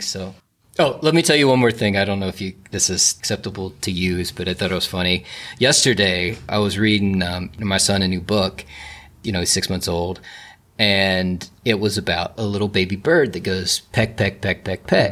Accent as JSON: {"language": "English", "town": "Alum Creek", "country": "United States", "tie": "born or raised there", "moved": "yes", "said": "The big thing in my hometown of Alum Creek is every July we have the Alum Creek pig roast"}